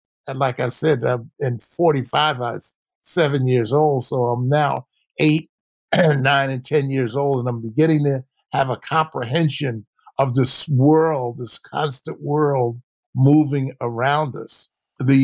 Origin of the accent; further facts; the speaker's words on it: Philadelphia, Pennsylvania, United States; I grew up in South Philly.